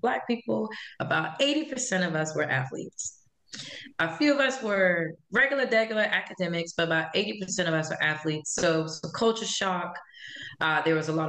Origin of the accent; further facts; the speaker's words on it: Charleston, South Carolina, United States; growing up in Charleston